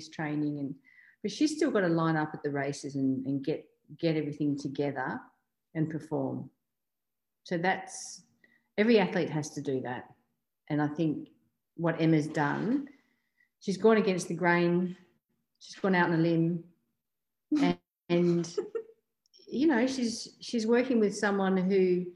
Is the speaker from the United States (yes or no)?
no; Australia; being an Australian athlete